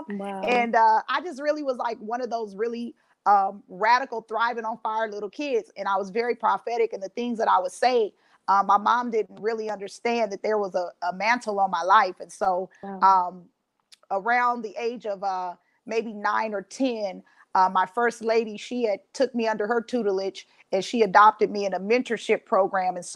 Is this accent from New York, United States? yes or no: no; Los Angeles, California, United States; now in Ohio, United States; I'm originally from Los Angeles, California, and I've relocated to Ohio.